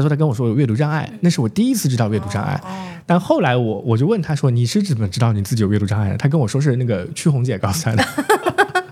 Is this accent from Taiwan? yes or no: no; Zhejiang, China; moved away; 我们同时都从浙江一个小城市出来的